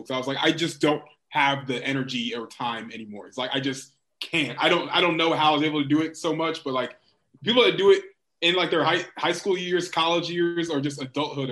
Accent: Virginia Beach, Virginia, United States; moved away; also born or lived in Washington, D.C.; I'm from Virginia Beach

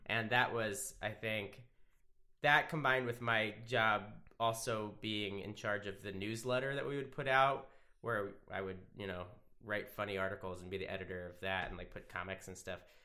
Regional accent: Wilmington, Delaware, United States; I'm from Wilmington, Delaware

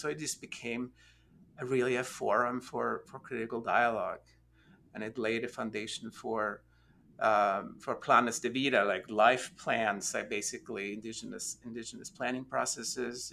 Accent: Norway; also born or lived in United States; now in Austin, United States; I am originally from Norway. Um, I've been in the United States for a few years now

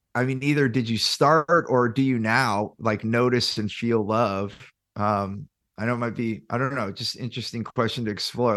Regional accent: Silicon Valley, California, United States; I grew up in Silicon Valley

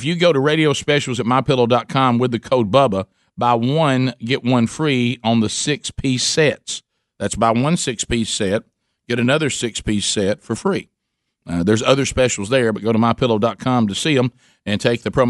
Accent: Alabama, United States; we're from Alabama

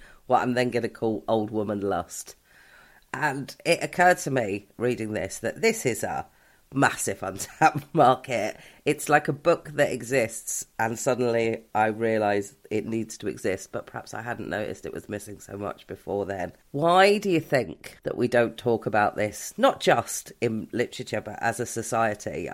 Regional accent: England, United Kingdom; I'm English

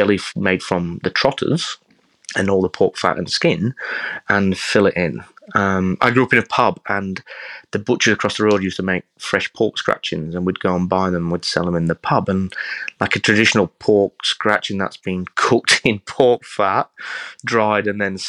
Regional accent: England, United Kingdom; And then obviously being English, like, and I know a lot of people and everyone's like, oh, England's not good at food.

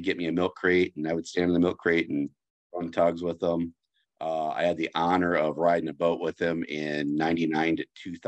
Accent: Bellevue, Iowa, United States; also born or lived in Dubuque, Iowa; I grew up in Bellevue, 24 miles south of Dubuque.

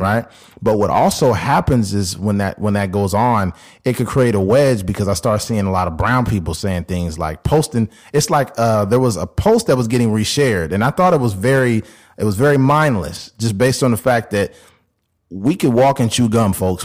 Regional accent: California, United States; me and Keith, growing up in California

